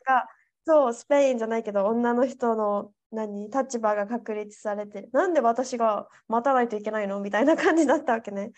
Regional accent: Japan; now in Spain; 日本人だから

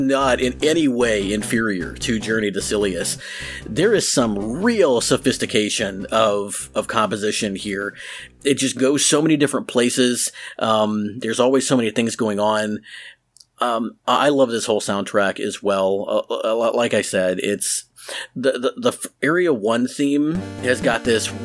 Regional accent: United States; I'm American

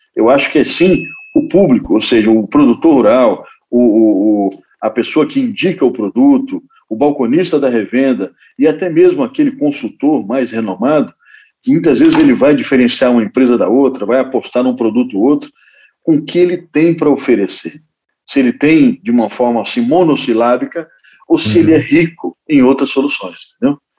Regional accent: Espírito Santo, Brazil; lá no Espírito Santo, lá na, na minha terra

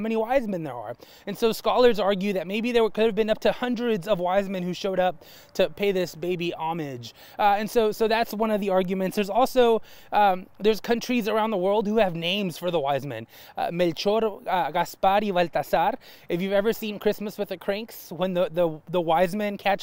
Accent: El Paso, Texas, United States; growing up in El Paso, we didn't call it Epiphany

